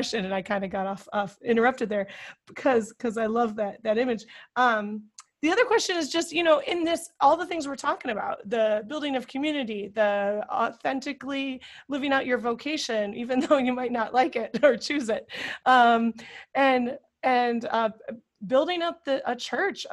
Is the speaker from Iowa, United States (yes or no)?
yes; Iowa, United States; the little parish that I grew up in Iowa